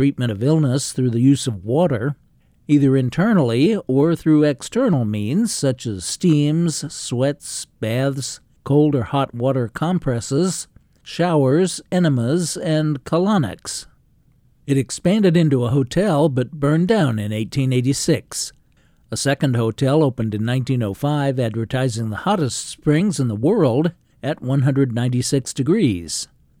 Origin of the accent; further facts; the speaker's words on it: San Bernardino, California, United States; I grew up in San Bernardino, California, in the 50s and 60s